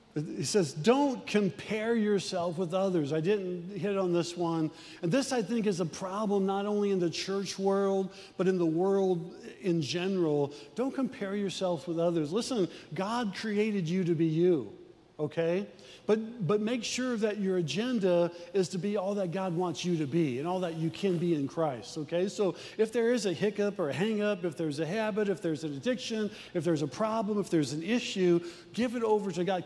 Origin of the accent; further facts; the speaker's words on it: Midwest, United States; We're from the Midwest